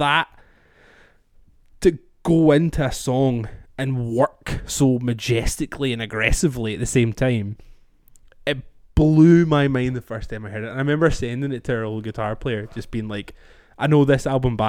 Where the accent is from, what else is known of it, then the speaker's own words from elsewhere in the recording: Scotland, United Kingdom; I'm Scottish